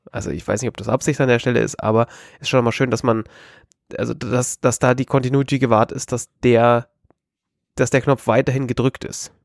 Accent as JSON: {"language": "German", "region": "Bavaria", "country": "Germany", "said": "wir sind aus Bayern, schwarz wie unsere Seele"}